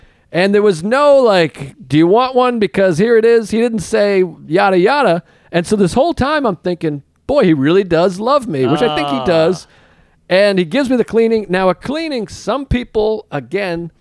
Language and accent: English; Boston, Massachusetts, United States; I'm from Boston